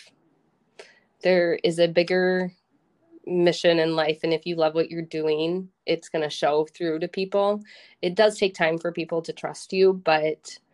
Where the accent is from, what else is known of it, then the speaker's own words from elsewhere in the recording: Minnesota, United States; also born or lived in Iowa / Austin, Texas; now in Rochester, United States; I wanted to move back home, but I didn't want to go to my hometown, and Rochester has a lot of opportunity